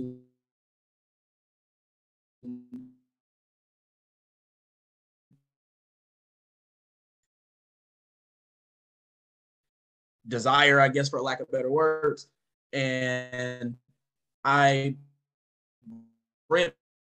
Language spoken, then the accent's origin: English; Oak Park, Michigan, United States; So I grew up in Oak Park, Michigan